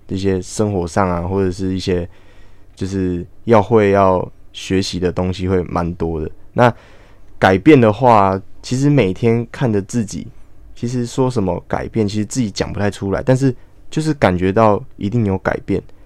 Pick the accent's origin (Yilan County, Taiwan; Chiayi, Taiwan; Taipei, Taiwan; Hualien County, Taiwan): Hualien County, Taiwan; Hualien; 我来自花莲，然后毕业于花莲县四维高中，然后我是就读普通科